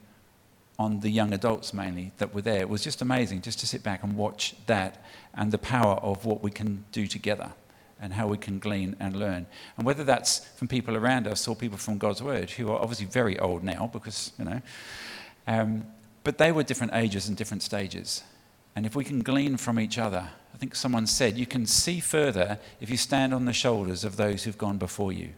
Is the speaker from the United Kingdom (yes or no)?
yes; United Kingdom; moved away as an adult; now in Australia; From the UK, if you haven't picked that up from my accent already